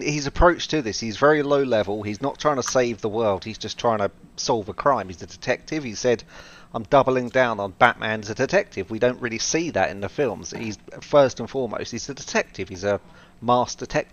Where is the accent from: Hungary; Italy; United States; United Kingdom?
United Kingdom; my home country of the UK